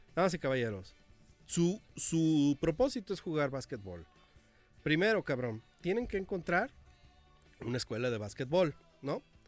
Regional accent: Mexico; nuestra cultura mexicana

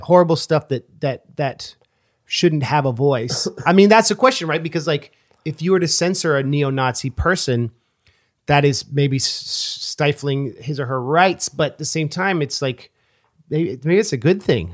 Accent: Oakland, California, United States; I was from Oakland

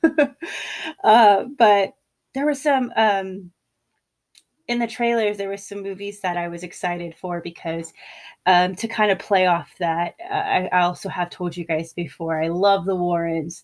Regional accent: California, United States; I grew up in California

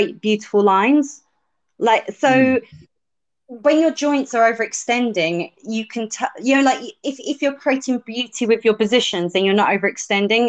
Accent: United Kingdom; I'm British

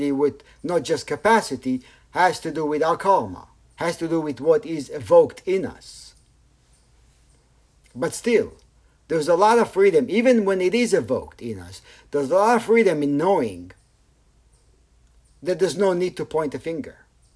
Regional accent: Tel Aviv, Tel Aviv District, Israel; I grew up in Tel Aviv

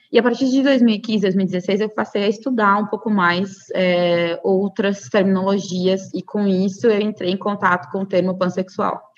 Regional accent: Cuiabá, Mato Grosso, Brazil; eu sou de Cuiabá, capital do Mato Grosso

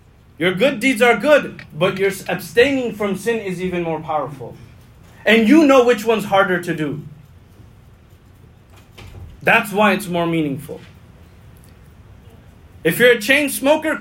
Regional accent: United States; as an American.

